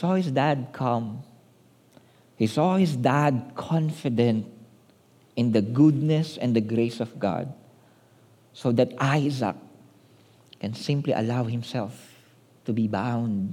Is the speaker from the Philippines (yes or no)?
yes; Manila, Metro Manila, Philippines; We grew up in Manila